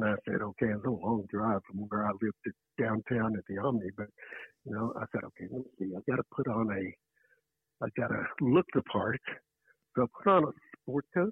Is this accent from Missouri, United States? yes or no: no; Atlanta, Georgia, United States; I grew up in Atlanta